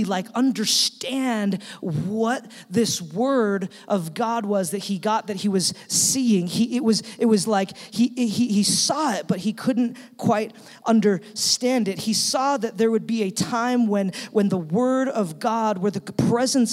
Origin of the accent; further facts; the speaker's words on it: Utah, United States; we're from Utah